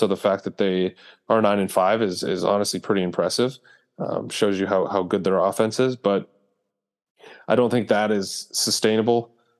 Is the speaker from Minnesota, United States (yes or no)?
yes; Minnesota, United States; born there; So the East, I was born in Minnesota